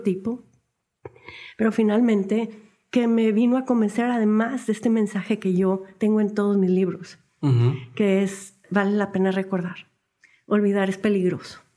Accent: Monterrey, Nuevo León, Mexico; somos regios, nos sentimos muy orgullosos de nuestra ciudad

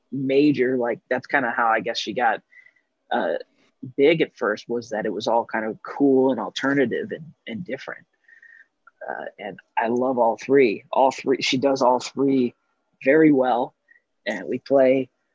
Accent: St. Louis, Missouri, United States; moved away; also born or lived in Los Angeles; growing up in St. Louis

